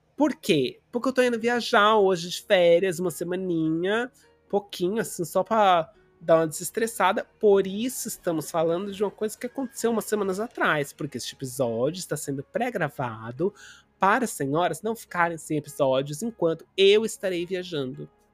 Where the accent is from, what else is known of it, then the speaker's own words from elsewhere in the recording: Brazil; a gente cresceu, né, no Brasil com, com a com uma influência muito grande da colônia japonesa